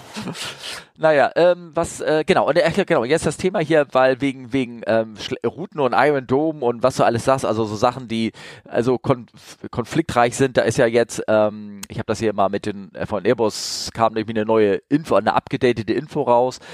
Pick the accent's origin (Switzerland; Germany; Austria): Germany; Hamburg; als Hamburger